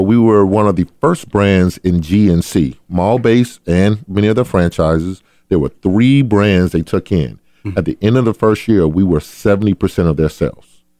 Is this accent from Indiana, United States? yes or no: no; Adel, Georgia, United States; I grew up in a town called Adel, Georgia